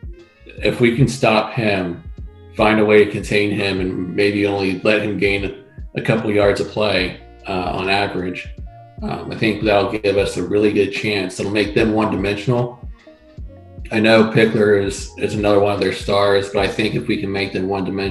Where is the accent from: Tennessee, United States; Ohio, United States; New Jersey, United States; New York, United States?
Ohio, United States; growing up in Ohio